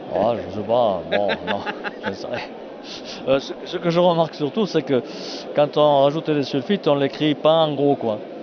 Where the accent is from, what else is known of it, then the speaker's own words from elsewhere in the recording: foot of the Cévennes, Occitania, France; j'arrive du sud, moi. Par rapport à Strasbourg, on est au sud, 700 km vers la Méditerranée, au pied des Cévennes